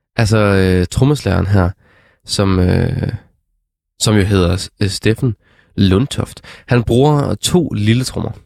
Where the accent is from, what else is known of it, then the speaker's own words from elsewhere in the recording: Struer, Central Denmark Region, Denmark; Struer, som, hvor jeg kommer fra